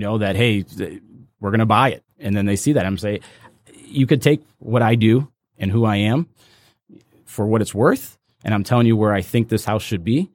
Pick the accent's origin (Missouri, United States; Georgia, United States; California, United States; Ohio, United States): Ohio, United States; Cleveland; now in Royal Oak, United States; I actually grew up in Cleveland